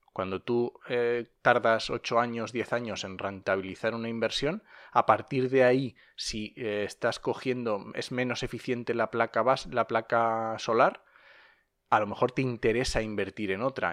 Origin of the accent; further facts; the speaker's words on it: Asturias, Spain; now in La Mancha, Spain; yo soy asturiano